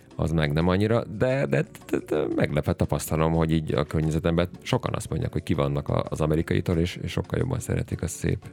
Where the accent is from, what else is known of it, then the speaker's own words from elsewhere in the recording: Hungary; mi magyarok